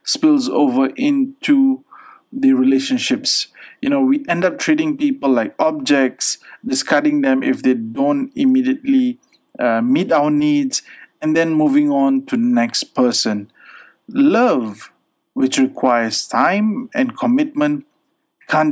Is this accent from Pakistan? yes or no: yes; Pakistan; being a Pakistani